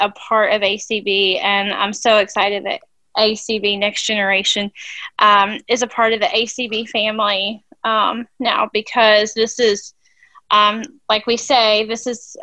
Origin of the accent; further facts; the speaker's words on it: Louisville, Kentucky, United States; I'm from Louisville, Kentucky